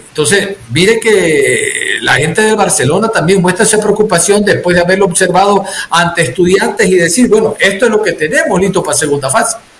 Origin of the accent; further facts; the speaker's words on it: Guayaquil, Guayas, Ecuador; hablamos como periodistas guayacos, guayaquileños